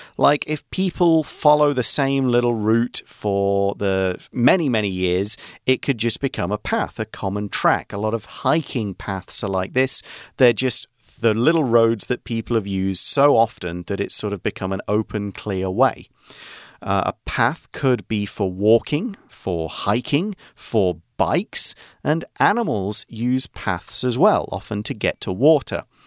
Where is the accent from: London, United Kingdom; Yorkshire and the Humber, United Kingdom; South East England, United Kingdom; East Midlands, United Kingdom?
East Midlands, United Kingdom; Nottingham; moved away; I come from Nottingham, a city in central England